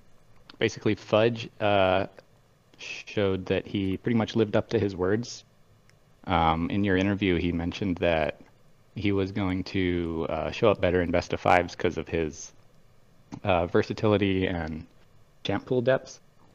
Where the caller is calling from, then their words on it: Bellevue, Washington, United States; Bellevue, Washington.